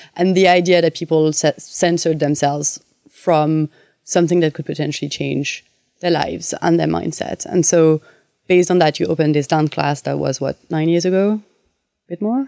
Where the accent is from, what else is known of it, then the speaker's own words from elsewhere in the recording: France; accent: French; English is a second language; moved away; my French accent